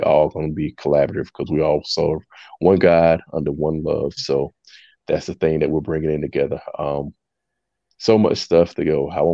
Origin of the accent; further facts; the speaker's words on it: Jacksonville, North Carolina, United States; moved away as an adult; now in Columbia, United States; I'm originally from Jacksonville, North Carolina. I currently reside in Columbia, South Carolina